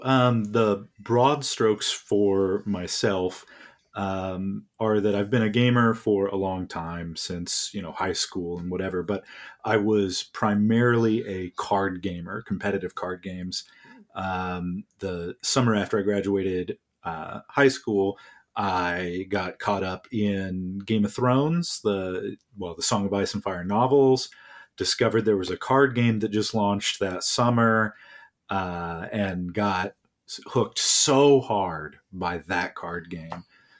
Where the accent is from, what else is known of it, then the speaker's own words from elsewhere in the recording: Neosho, Kansas, United States; but I am curious where in Kansas, because I'm originally from Neosho, which is almost as far to that corner as you can go.